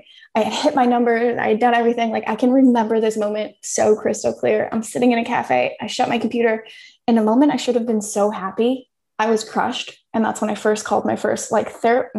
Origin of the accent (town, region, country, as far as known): United States; moved away as an adult; also born or lived in Thailand